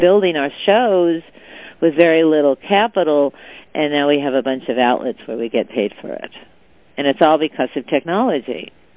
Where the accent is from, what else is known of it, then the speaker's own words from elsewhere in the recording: Southern California, United States; also born or lived in China; I was born in Southern California, raised in Southern California, a product of uh, the public high schools and even public university.